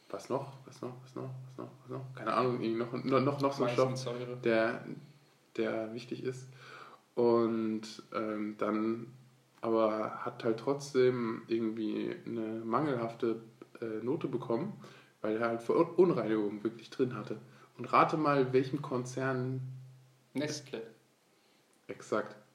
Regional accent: Turkey; Duschen, ich bin Türke, wenn man sich...

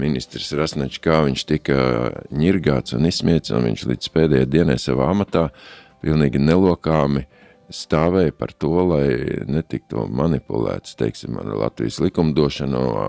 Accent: Ogre, Vidzeme, Latvia; moved away as an adult; also born or lived in Riga / Skrīveri / Latgale; now in Liepāja, Latvia; pēc tam visu jaunību ogrē

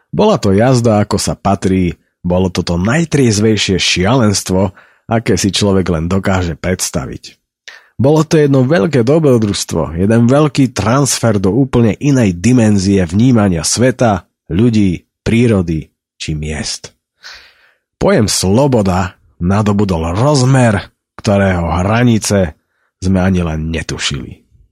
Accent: Slovakia; also born or lived in High Tatras; že sme sa narodili práve na Slovensku

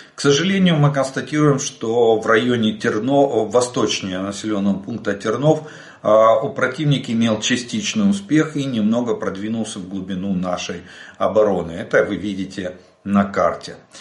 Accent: Ukraine; мы из Украины

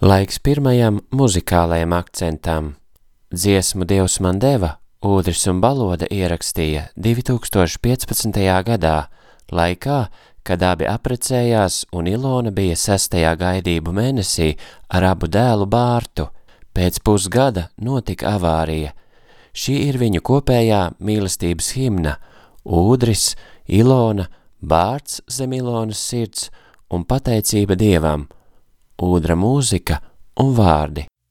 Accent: Latvia; esmu no Latvijas

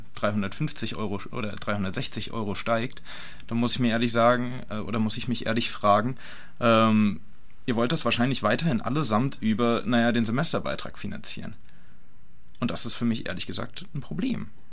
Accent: North Hesse, Germany; ich komme aus Nordhessen

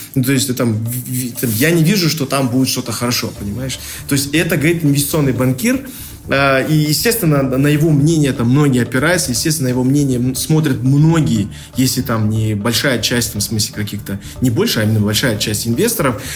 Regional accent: Kazakhstan; как казахи

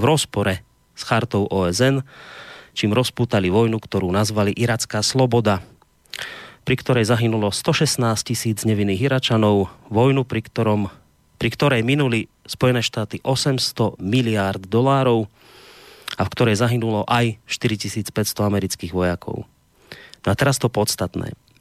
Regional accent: Slovakia; u nás doma na Slovensku

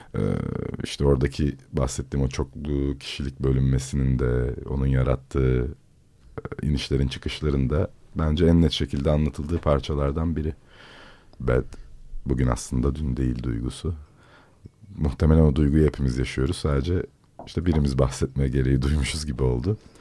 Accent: İzmir, Turkey; moved away as an adult; doğmadım çünkü orada ama büyüdüğüm diyeyim yani büyüdüğüm mahallede

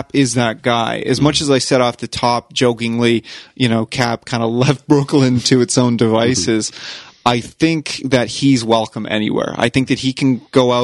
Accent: Canada; we're from Canada.

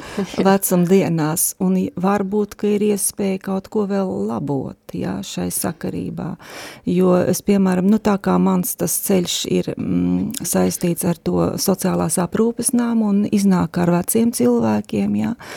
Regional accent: Daugavpils, Latgale, Latvia; moved away as an adult; now in Riga, Latvia; es esmu dzimusi Daugavpilī un līdz 19 gadu vecumam esmu dzīvojusi tur

